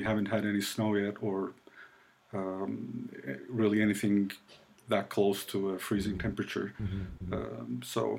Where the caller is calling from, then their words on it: Ankara, Turkey; I am joining you from Ankara, Turkey, which is the capital of Turkey in the middle.